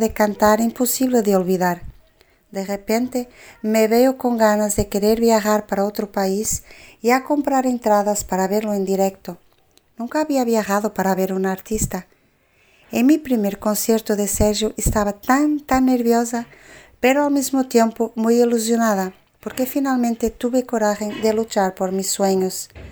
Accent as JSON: {"language": "Spanish", "country": "Portugal", "said": "de Portugal"}